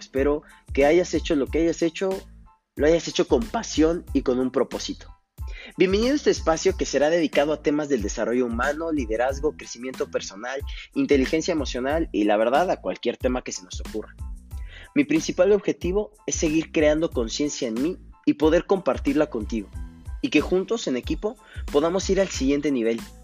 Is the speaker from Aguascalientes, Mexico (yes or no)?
no; Coacalco, State of Mexico, Mexico; moved away as an adult; also born or lived in Querétaro; now in Tulancingo, Mexico; soy originario de la Ciudad de México en la cual solamente viví mis primeros ocho años de vida. Después radiqué en Coacalco, Estado de México, cerca de 16 años.